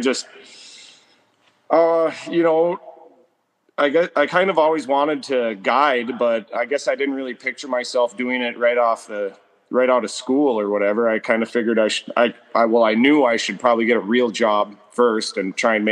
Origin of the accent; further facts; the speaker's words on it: Rainy River, Minnesota, United States; I grew up right on the Rainy River